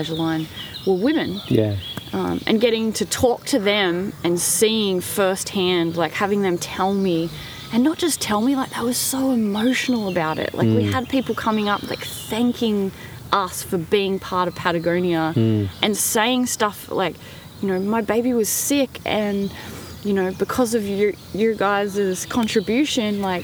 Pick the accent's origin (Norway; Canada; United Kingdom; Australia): Australia; as an Australian or someone living in the first world